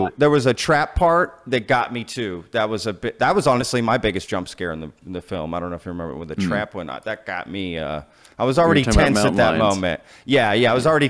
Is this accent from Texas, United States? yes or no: yes; Texas, United States; also born or lived in Austin, Texas; being from Texas, I'm in Dallas right now. Like, I'm a Texan. Like, seeing, and I lived in Austin for a long time.